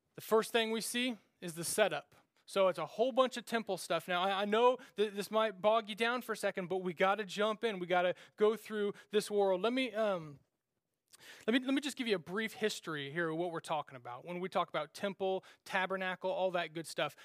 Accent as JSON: {"language": "English", "region": "Kansas", "country": "United States", "tie": "born or raised there", "said": "we grew up in Nowheresville, Kansas"}